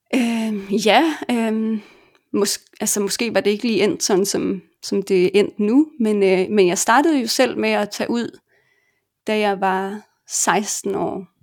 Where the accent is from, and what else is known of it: Denmark; moved away